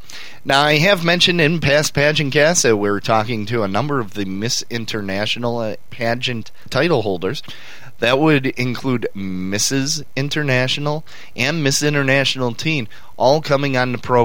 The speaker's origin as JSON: {"language": "English", "town": "Milwaukee", "region": "Wisconsin", "country": "United States", "said": "I'm from Milwaukee. I'm in Milwaukee, Wisconsin"}